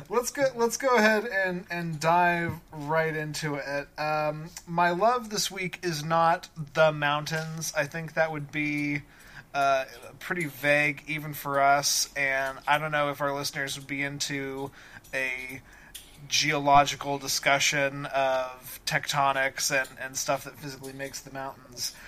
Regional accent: Colorado, United States; moved away; I grew up in Colorado and spent my entire childhood there.

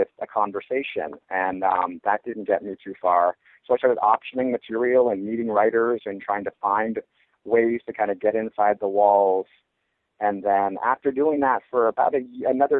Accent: Canada; moved away as an adult; now in Los Angeles, United States; I grew up in Canada

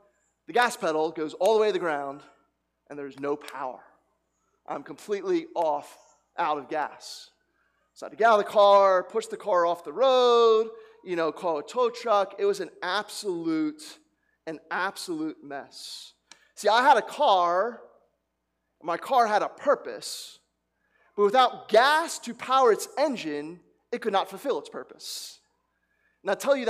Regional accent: New Jersey, United States; I grew up in New Jersey where a gas attendant would fills up the tank for you.

